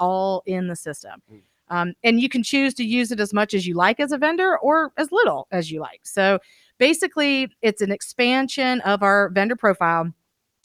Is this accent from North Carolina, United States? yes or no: yes; Fayetteville, North Carolina, United States; growing up in Fayetteville